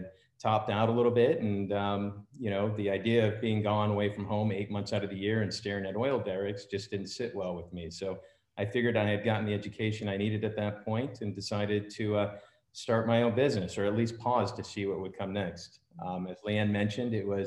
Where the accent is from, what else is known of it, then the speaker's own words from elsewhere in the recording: Alaska, United States; moved away as an adult; now in Austin, United States; I'm also from Alaska